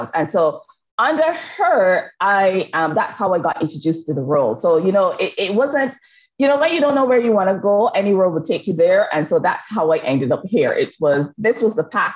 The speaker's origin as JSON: {"language": "English", "country": "Barbados", "tie": "born or raised there", "moved": "yes", "said": "I've been born, educated, and nurtured in the lovely island of Barbados"}